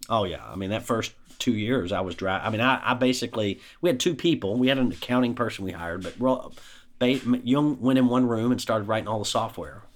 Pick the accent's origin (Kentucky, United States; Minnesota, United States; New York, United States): Kentucky, United States; Shepherdsville; I grew up in Bullock County, Shepherdsville, Mount Washington, went to public schools throughout